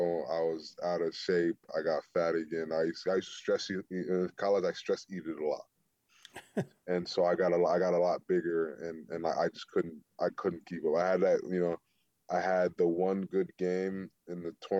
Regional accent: the South, United States; I come from the South. It's a lot rougher down there when it comes to playing physical.

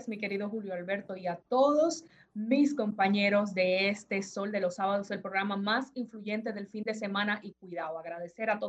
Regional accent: Dominican Republic; como dominicanos nosotros nos manejemos y hagamos los pedimentos de las cosas que necesitamos

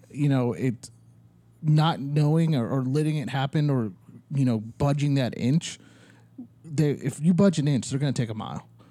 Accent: Ohio, United States; now in Arizona, United States; I grew up in Ohio

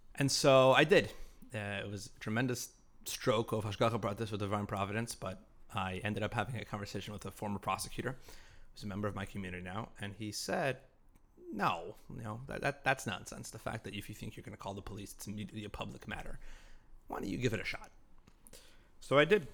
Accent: Salt Lake City, Utah, United States; I was raised in Salt Lake City

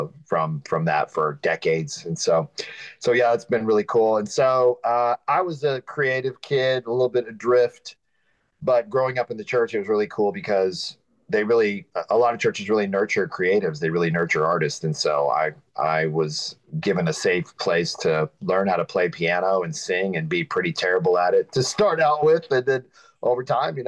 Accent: Texas, United States; also born or lived in Missouri; I grew up mainly in Texas.

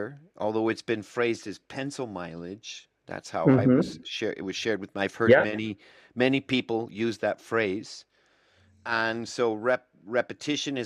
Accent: United States; I'm an American

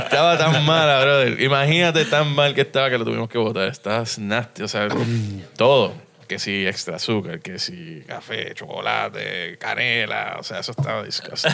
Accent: San Juan, Puerto Rico; moved away as an adult; also born or lived in United States; now in Miami, United States; Yo nací aquí en Río Piedra, en el auxilio mutuo.

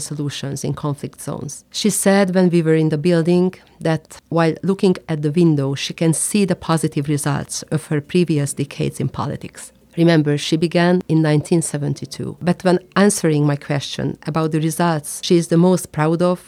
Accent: Hungary; I come from Hungary, and I am a member of the Hungarian Parliament

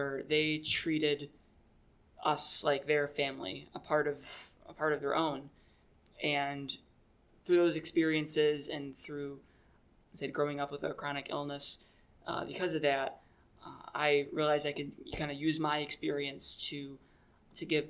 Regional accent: Taylor, Michigan, United States; I was born and raised in Michigan. I grew up in a city called Taylor

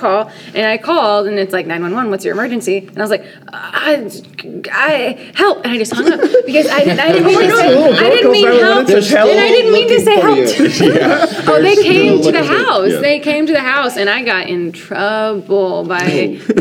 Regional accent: Texarkana, Texas, United States; I'm from Texarkana, Texas

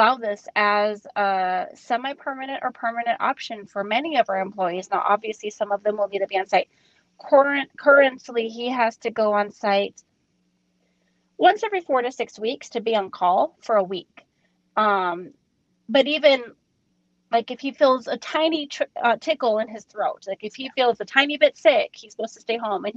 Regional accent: Minnesota, United States; moved away; I'm from Minnesota where they still don't go back to school until after Labor Day.

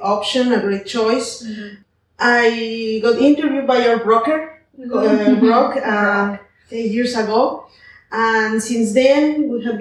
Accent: Mexico City, Mexico; moved away as an adult; now in Puerto Vallarta, Mexico; I'm from Mexico City. I have 19 years living in Puerto Vallarta

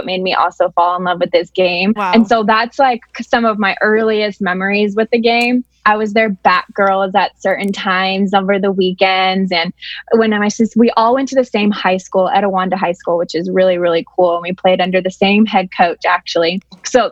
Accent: Southern California, United States; I grew up in SoCal

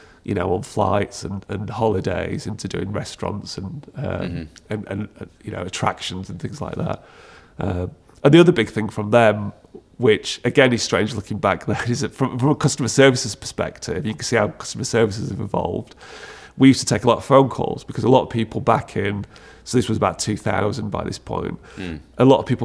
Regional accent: Sheffield, Yorkshire and the Humber, United Kingdom; moved away as an adult; also born or lived in North Wales; growing up in Sheffield

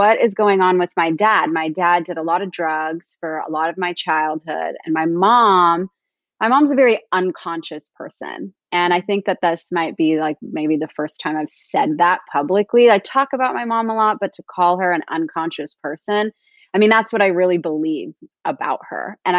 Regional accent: Orange County, California, United States; I grew up in Orange County, California, and I grew up in a low-income family

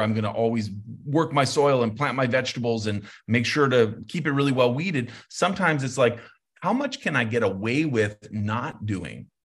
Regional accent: Santa Fe, New Mexico, United States; I grew up in Santa Fe, we're not as cozy warm as you guys

